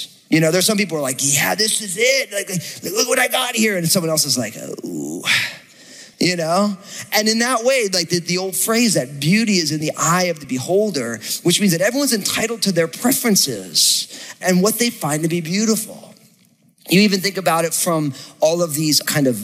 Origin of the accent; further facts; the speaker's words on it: New Jersey, United States; I'm from New Jersey